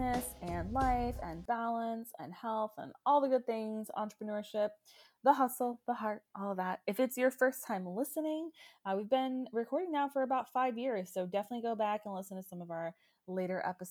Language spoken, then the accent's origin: English; Orlando, Florida, United States; moved away as an adult; also born or lived in Baltimore; now in Washington, DC, United States; I am a Florida girl. I was born and raised in Orlando.